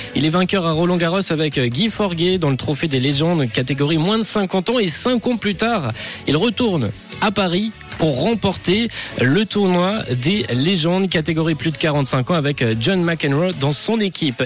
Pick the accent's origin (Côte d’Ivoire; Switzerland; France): Switzerland; chez nous en Suisse